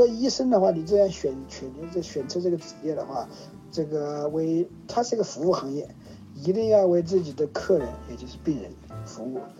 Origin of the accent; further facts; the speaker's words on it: China; 因为我是在大陆长大的